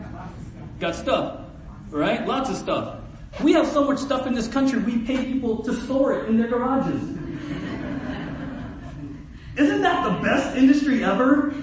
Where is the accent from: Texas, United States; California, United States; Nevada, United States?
California, United States; San Diego; now in Ojai, United States; my story of growing up in South San Diego